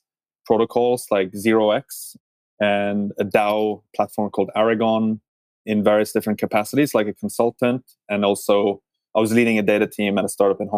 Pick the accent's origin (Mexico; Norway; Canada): Norway; moved away; I'm originally from Norway myself